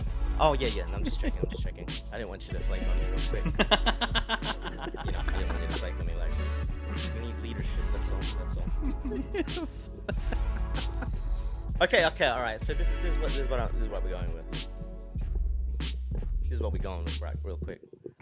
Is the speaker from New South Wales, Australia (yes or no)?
yes; Sydney, New South Wales, Australia; I didn't grow up in Western Sydney. I grew up in the south suburbs. Sunny Shire District. An hour away on the M5. But in my later years, I got to experience living in Western Sydney.